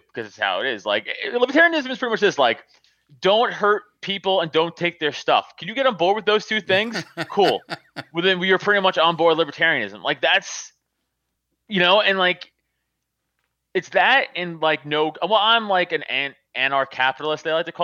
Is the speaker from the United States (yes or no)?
yes; New York City, New York, United States; moved away as an adult; now in Pennsylvania, United States; I grew up in Staten Island, which is, like, Republican Central.